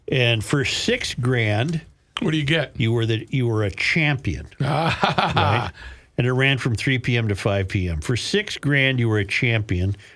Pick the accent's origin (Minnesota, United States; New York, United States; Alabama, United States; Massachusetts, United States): Minnesota, United States; Duluth; also born or lived in Breckenridge, Colorado; I was born and raised in Duluth and aside from about eight years in the metro and a couple of years in Breckenridge, Colorado, I've lived in the area most of my 48 years.